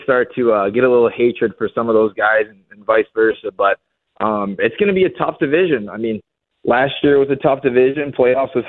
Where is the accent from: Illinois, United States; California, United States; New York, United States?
New York, United States; Buffalo; also born or lived in Michigan; it's my hometown team.